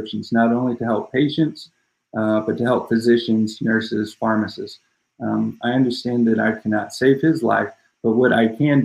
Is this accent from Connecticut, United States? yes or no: no; St. Louis, Missouri, United States; also born or lived in East Coast; now in Austin, United States; I'm originally from St. Louis